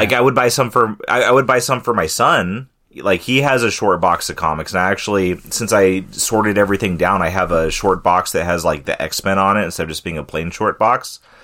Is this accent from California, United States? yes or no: yes; California, United States; moved away; growing up in California